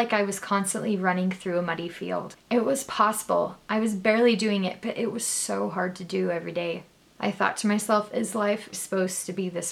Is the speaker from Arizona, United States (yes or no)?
yes; Arizona, United States; now in Utah, United States; So I was born and raised in Arizona, but I'm currently living in Utah